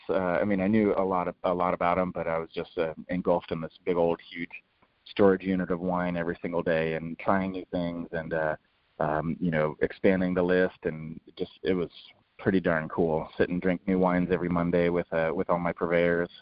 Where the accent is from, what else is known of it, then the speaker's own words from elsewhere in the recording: San Diego, California, United States; also born or lived in Austin, Texas; being born and raised in San Diego